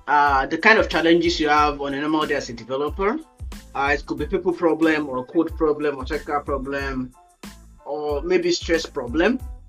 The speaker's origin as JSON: {"language": "English", "town": "Ibadan", "region": "Oyo", "country": "Nigeria", "tie": "born or raised there", "said": "I grew up in Ibadan, so I know I know how it looks like."}